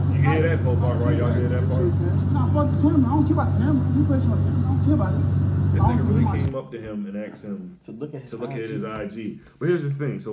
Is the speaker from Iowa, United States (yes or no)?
no; New York City, New York, United States; I'm from Queens.